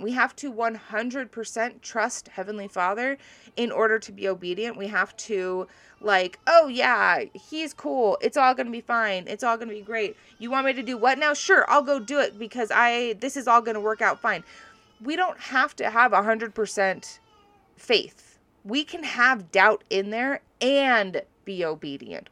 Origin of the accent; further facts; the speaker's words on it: Hawaii, United States; I grew up in Hawaii where you do not wear your shoes into other people's houses